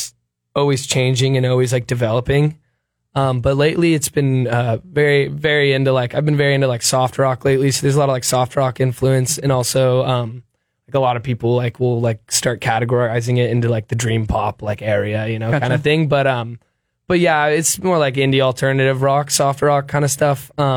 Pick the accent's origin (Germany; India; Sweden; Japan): Sweden; born there; I was born in Sweden and all my family's over there.